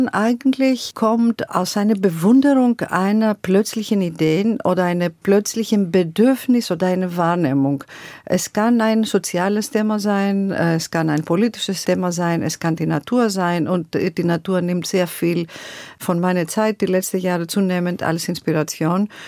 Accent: Greece; German is a second language; now in Germany; das, das, wir sind so aufgewachsen in Griechenland. Wir wachsen so mit dem Rhythmus und Melodie und ich lasse es es eigentlich fließen.

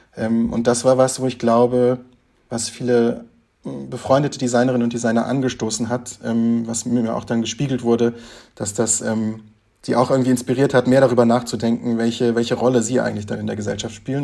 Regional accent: Frankfurt, Hesse, Germany; also born or lived in Offenbach; Wir sind beide auch gebürtige FrankfurterInnen

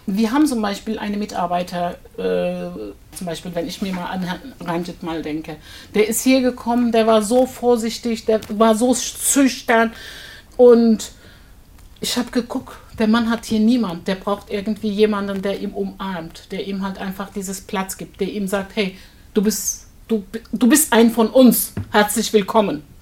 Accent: Kayseri, Kayseri Province, Turkey; German is a second language; now in Frankfurt, Germany; Komme ursprünglich aus Anatolien, aus Kayseri.

